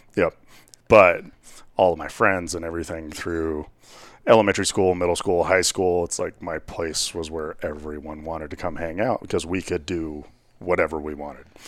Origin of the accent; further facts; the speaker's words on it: Whitewater, Colorado, United States; I grew up out in Whitewater, Colorado